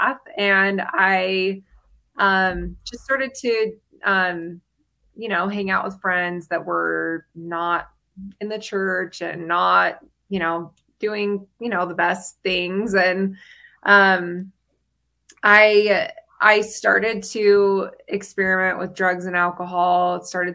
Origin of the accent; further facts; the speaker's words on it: St. George, Utah, United States; I grew up in Southern Utah in St. George, and I grew up in the church.